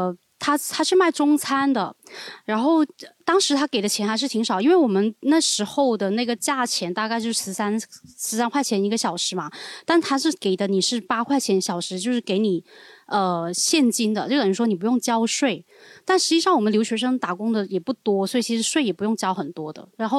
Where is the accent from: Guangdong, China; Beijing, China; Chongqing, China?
Guangdong, China; accent: Cantonese; 但是像我们会讲广东话的还好一点，因为他知道你听得懂，他就不太敢骂你。